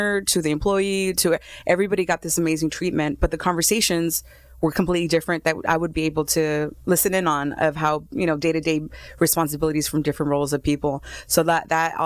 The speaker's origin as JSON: {"language": "English", "town": "Los Angeles", "region": "California", "country": "United States", "tie": "born or raised there", "said": "I was born in Los Angeles"}